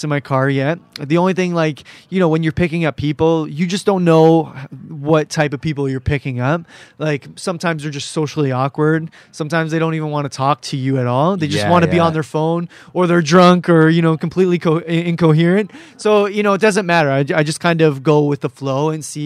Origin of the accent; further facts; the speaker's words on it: Cambridge, Ontario, Canada; I'm from Cambridge, Ontario